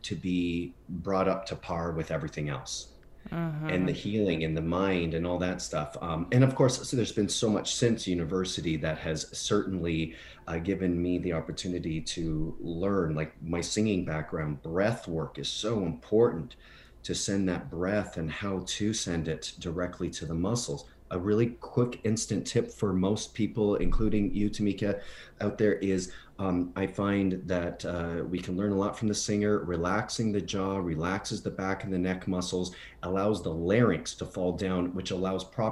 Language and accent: English; near Windsor, Ontario, Canada; also born or lived in Broadway, New York / Los Angeles; now in Palm Springs, United States; in the small town that I grew up in near Windsor, Ontario